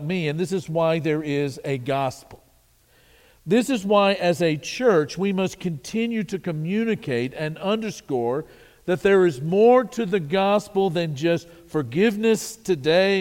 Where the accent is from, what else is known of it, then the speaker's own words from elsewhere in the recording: Wichita Falls, Texas, United States; I was born in Wichita Falls, Texas